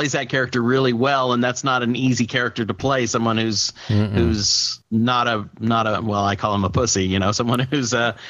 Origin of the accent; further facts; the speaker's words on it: Midwest, United States; I'm from the Midwest